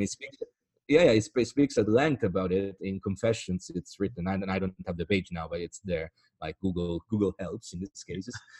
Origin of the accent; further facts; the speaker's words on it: Italy; accent: Italian; English is a second language; my accent right now, which is a clearly Italian accent